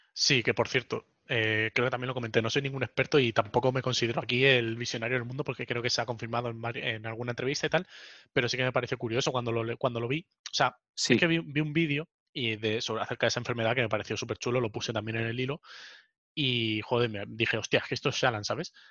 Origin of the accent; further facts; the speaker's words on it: Spain; mi pueblo, o sea, España, mi país